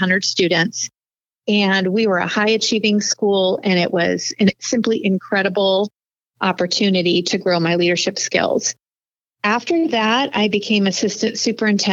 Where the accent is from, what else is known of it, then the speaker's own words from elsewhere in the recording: the Valley, Arizona, United States; also born or lived in Ohio; I actually grew up in the Valley. My family and I moved here from Ohio in 1978. So I started third grade in the Paradise Valley School District